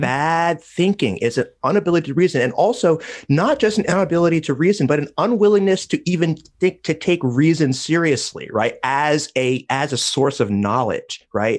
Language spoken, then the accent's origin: English; United States; I'm embarrassed as an American.